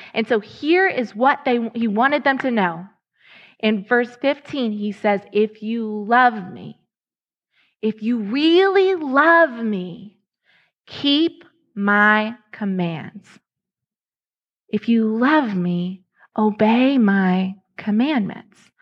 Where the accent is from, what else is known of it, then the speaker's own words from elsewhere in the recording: Lexington, Kentucky, United States; moved away as an adult; now in Ohio, United States; I was in Lexington, Kentucky. That was my hometown.